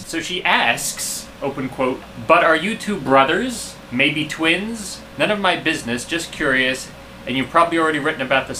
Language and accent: English; Anaheim, California, United States; now in New York, United States; I come from Anaheim, California, and I live in New York now.